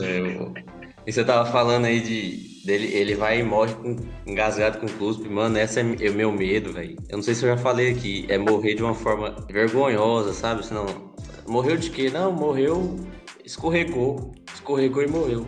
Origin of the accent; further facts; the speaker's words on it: Goiás, Brazil; accent: Goiano; nós goiano, a gente fala errado assim, fala arrastado assim